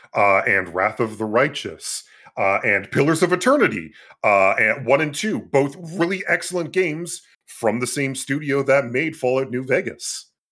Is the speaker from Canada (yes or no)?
yes; Canada; born or raised there